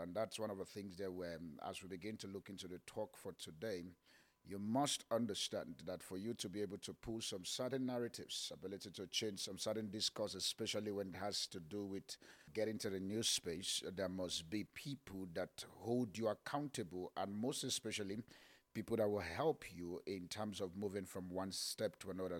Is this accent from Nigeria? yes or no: yes; Kaduna, Kaduna State, Nigeria; I was born in Kaduna Barrack.